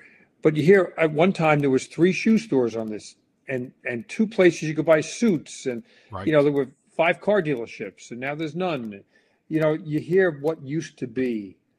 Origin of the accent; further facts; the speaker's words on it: United States; And I have to apologize because, you know, I'm an American.